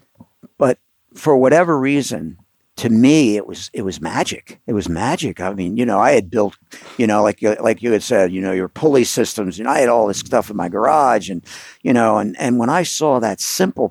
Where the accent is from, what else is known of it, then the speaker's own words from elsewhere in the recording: Philadelphia, Pennsylvania, United States; I grew up on the East Coast in Philadelphia